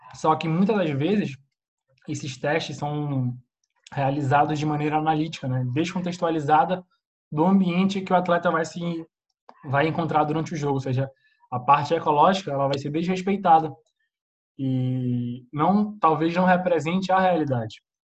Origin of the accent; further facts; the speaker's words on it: Manaus, Amazonas, Brazil; also born or lived in Spain; now in Portugal; sou de Manaus